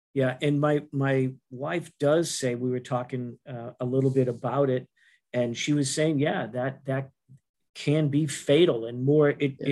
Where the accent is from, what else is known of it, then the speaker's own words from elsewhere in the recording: Boston, Massachusetts, United States; accent: Boston; my Boston accent